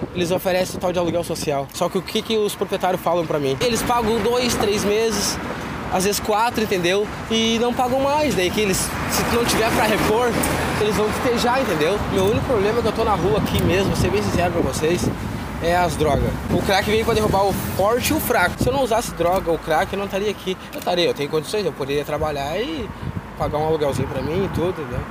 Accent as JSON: {"language": "Portuguese", "town": "Canoas", "region": "Rio Grande do Sul", "country": "Brazil", "tie": "born or raised there", "said": "Sou natural de Canoas aqui, eh, da Matias, nasci"}